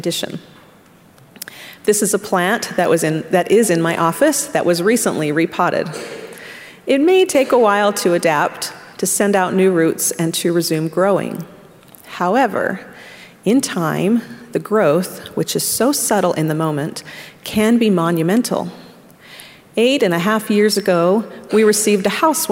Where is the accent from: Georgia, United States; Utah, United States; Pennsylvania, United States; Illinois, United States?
Utah, United States; Orem; moved away as an adult; also born or lived in Arkansas; I grew up in Orem, Utah, and immediately went to college in Arkansas